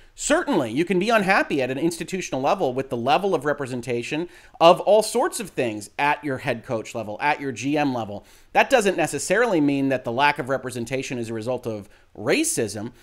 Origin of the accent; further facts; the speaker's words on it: Detroit, Michigan, United States; my hometown Detroit Lions